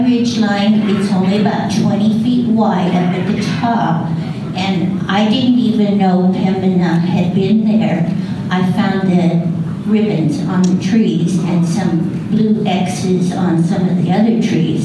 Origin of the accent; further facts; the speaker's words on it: Myrtle Creek, Oregon, United States; I'm from Myrtle Creek. I'm 3 miles out of town on South Myrtle